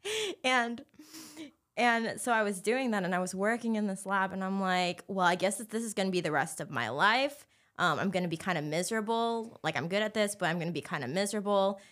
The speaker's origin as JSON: {"language": "English", "town": "Anaheim", "region": "California", "country": "United States", "tie": "born or raised there", "moved": "as an adult", "lives_now": "Los Angeles, United States", "said": "born and raised in Anaheim"}